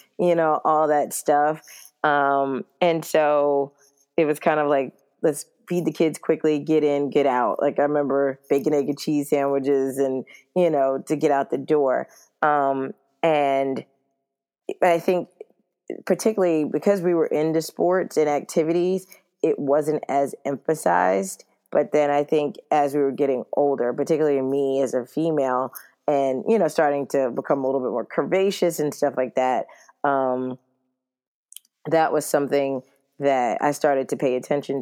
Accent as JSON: {"language": "English", "town": "New York City", "region": "New York", "country": "United States", "tie": "born or raised there", "said": "I'm from New York City, born and raised"}